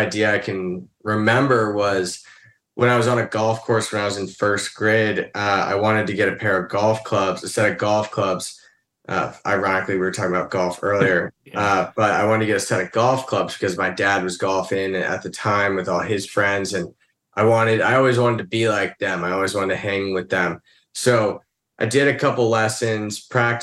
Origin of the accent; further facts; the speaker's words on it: Vermont, United States; moved away; when my dad left Burton Snowboards, which was when I grew up in Vermont for 9 years